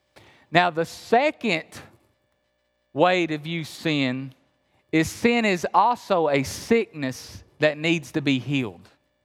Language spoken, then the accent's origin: English; Appalachia, United States; remember, I'm from Appalachia.